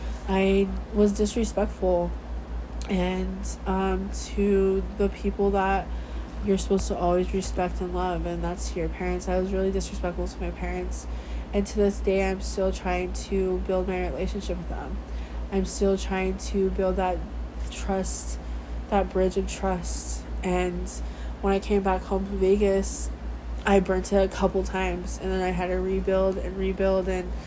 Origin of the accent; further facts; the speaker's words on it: Samoa; born there; prove to them that I was born in Western Samoa.